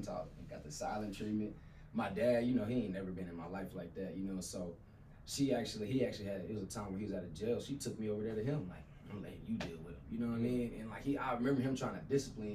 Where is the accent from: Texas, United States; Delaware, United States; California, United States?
Texas, United States; Abilene; Growing up in Abilene